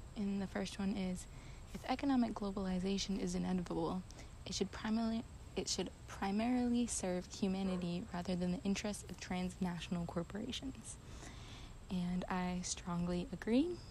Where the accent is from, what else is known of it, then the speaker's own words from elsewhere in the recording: United States; as a white American